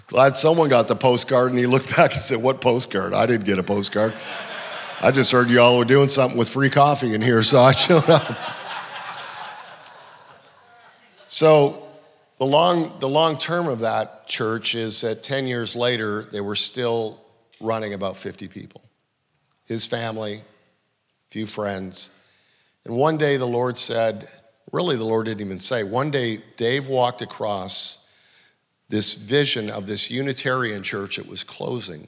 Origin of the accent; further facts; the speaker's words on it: Canada; I'm from Canada.